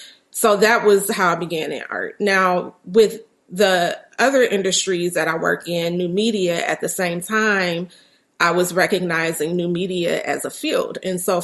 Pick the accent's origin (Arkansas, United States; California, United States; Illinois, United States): Illinois, United States; Chicago; especially here in my hometown of Chicago